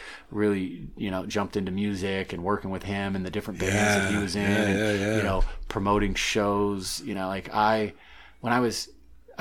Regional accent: St. Louis, Missouri, United States; also born or lived in Charleston, South Carolina / Maine; that's where I say I'm from. That's my hometown. I grew up in St. Louis. I was born in Charleston, but moved there when I was like 5 or 6 years old.

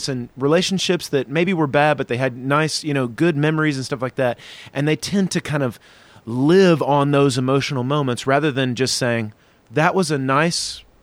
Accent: the South, United States; now in Chicago, United States; I'm from the South

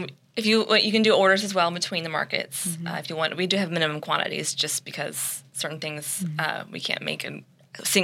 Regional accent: Midwest, United States; also born or lived in Douglas, Georgia; now in Florida, United States; we lived in the Midwest most of my growing up

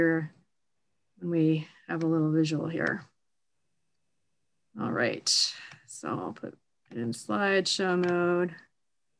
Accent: Canada; I'm Canadian

